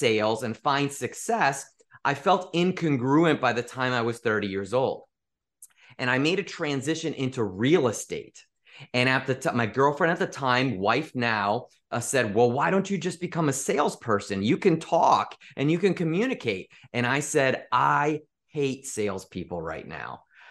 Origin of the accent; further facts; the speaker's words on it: Chicago, Illinois, United States; He was a sales manager in the Midwest because I grew up in the Chicagoland area.